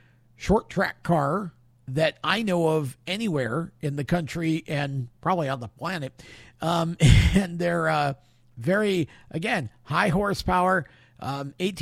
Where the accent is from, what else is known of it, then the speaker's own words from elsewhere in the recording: Oswego, New York, United States; I was born and raised in Oswego, New York